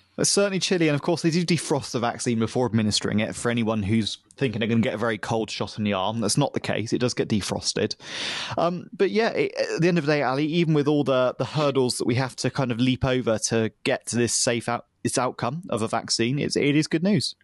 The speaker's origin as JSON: {"language": "English", "area": "the Southwest", "region": "South West England", "country": "United Kingdom", "tie": "born or raised there", "said": "my town where I grew up in the Southwest"}